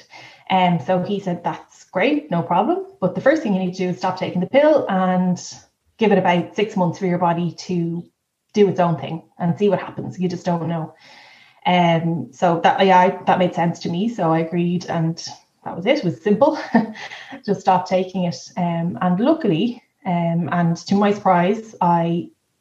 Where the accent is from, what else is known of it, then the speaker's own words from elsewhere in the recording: Dublin, Leinster, Ireland; moved away as an adult; now in Kildare, Ireland; we are both from Dublin but live in Kildare